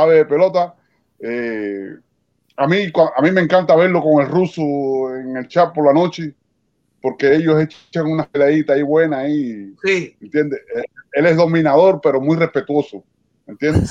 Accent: Isla de la Juventud, Cuba; Soy cubano de la Isla de la Juventud

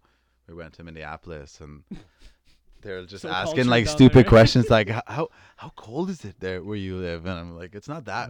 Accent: Canada

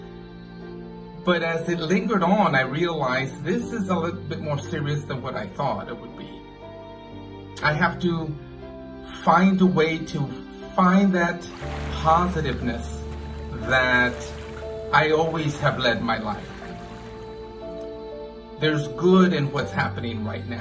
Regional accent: San Antonio, Texas, United States; now in Belgium; my hometown in San Antonio, Texas

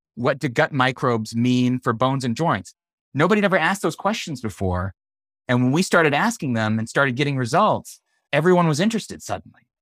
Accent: Central California, United States; I, am a Mexican kid. I grew up in Central California

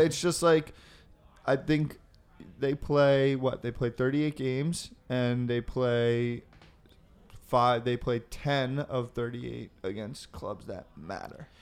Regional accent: United States; As an American, because I grew up, my mother's, um, a firstborn American Danish descent.

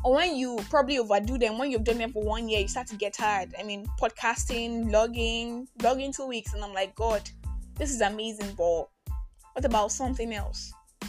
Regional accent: Nigeria; I am that Nigerian. I am that Nigerian Christian alcoholic.

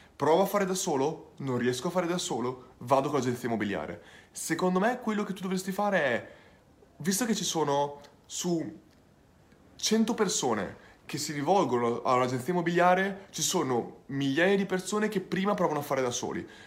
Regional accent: Bologna, Emilia-Romagna, Italy; now in Australia; Sono nato a Bologna, tutta la mia famiglia è bolognese

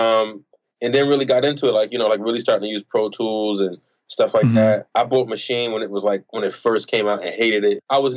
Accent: Newark, New Jersey, United States; I am from Newark, New Jersey, or Newark, however you want to pronounce it

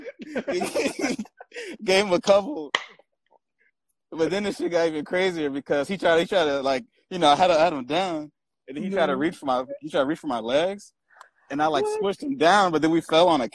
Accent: Long Beach, California, United States; I grew up in Long Beach

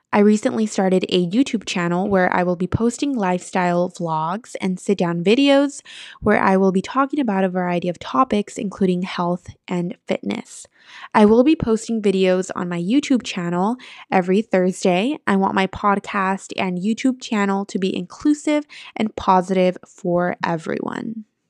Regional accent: San Francisco, California, United States; also born or lived in East Bay, California; I am from San Francisco, California, but I live in the East Bay

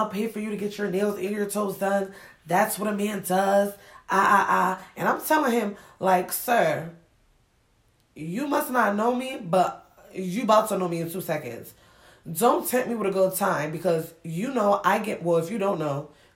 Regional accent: Springfield, Massachusetts, United States; also born or lived in Ghana; I grew up in Springfield, Mass.

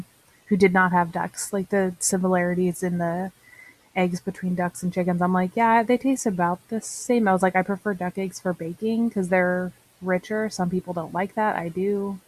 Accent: Northeastern California, United States; I'm also from California, and I'm from Northeastern California, but have a lot of family down in that area

